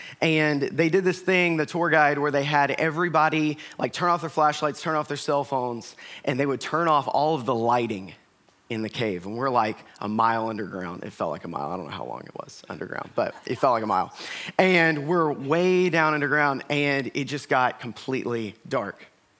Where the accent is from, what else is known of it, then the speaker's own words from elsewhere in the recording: the South, United States; I am from the South. I'm from a place kind of like here where you have a lot of elbow room and people value personal space for the most part.